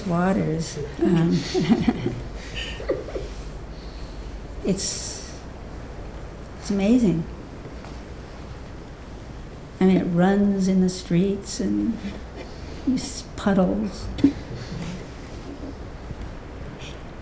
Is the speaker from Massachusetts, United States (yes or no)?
no; Southern California, United States; moved away; also born or lived in Bronx, New York; I was actually born in New York, in the Bronx, but I was raised mostly in California, Southern California